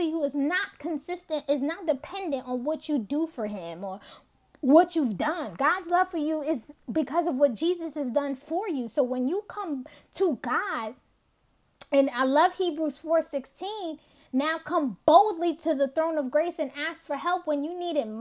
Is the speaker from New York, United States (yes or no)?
yes; New York City, New York, United States; Growing up in Brooklyn